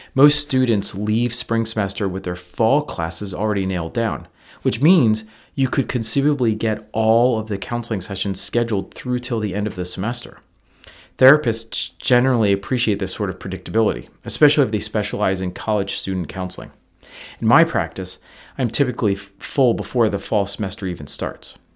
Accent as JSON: {"language": "English", "region": "Northeast", "country": "United States", "moved": "yes", "lives_now": "Midwest, United States", "said": "I'm from the Northeast"}